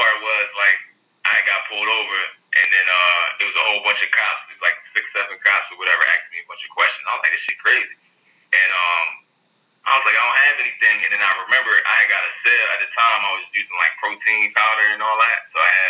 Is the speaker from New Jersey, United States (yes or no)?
yes; New Jersey, United States; now in Washington, D.C., United States; But yeah, I'm from Jersey. I live in D.C. though. I'm in D.C.